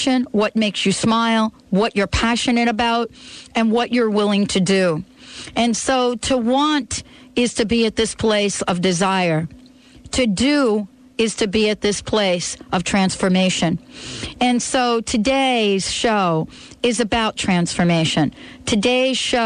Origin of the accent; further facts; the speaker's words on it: New Jersey, United States; I grew up in New Jersey